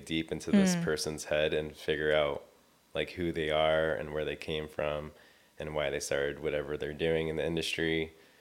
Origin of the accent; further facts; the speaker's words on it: Long Beach, California, United States; I'm from Long Beach, California. I've been living here my whole entire life.